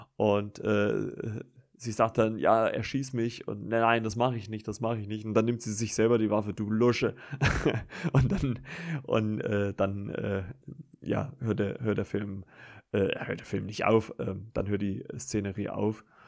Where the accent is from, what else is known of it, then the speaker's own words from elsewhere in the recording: Germany; bei uns in Deutschland